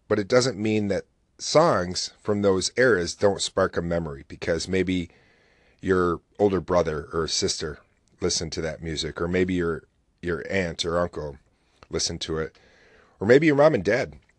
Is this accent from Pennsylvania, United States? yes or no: no; Oswego, New York, United States; the weather is here in my hometown